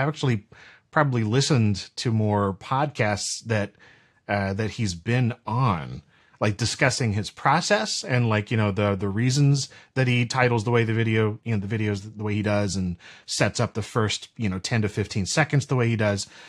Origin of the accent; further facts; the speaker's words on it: North Carolina, United States; also born or lived in St. Lucia; I'm from North Carolina originally, and then I've kind of moved around a bit to some, you know, different places within the state. Like I said, in the Caribbean for a while, actually in St. Lucia, and then came back here